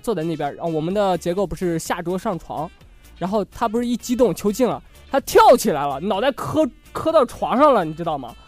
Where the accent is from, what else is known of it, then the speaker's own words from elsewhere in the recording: Shanxi, China; 在我的家乡山 西看的